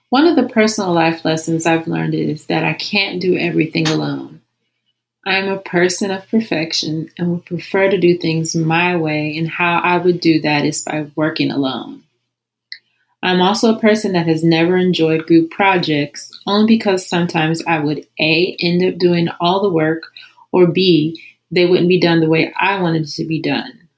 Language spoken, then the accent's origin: English; Columbus, Ohio, United States; I was born and raised in Columbus, Ohio.